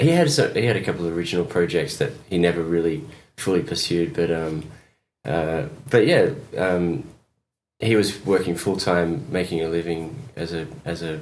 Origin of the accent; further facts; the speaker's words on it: Essex, East of England, United Kingdom; moved away; also born or lived in Perth, Western Australia, Australia / Bermondsey, London, England; I grew up in London in Bermondsey, and then I moved to Essex Essex.